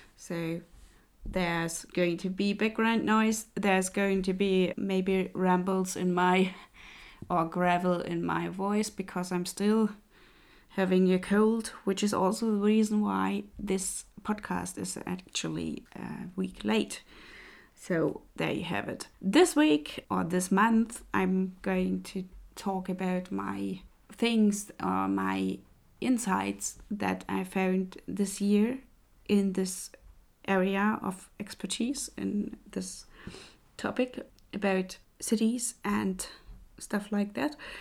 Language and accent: English; Leipzig, Saxony, Germany; moved away; Leipzig, by the way, is my hometown